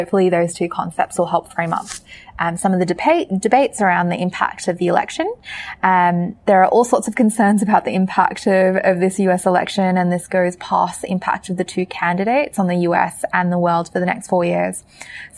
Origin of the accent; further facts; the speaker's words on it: Australia; the Aussie on this podcast